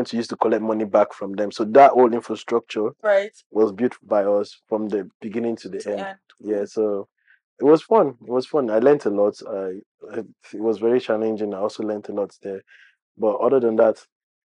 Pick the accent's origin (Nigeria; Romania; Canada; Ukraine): Nigeria; Lagos; moved away as an adult; now in Oklahoma, United States; I grew up in Lagos on the mainland